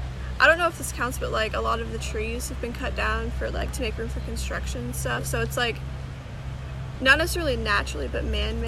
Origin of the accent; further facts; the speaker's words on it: Georgetown, Texas, United States; now in Huntsville, United States; I'm from Georgetown. It's over by Austin.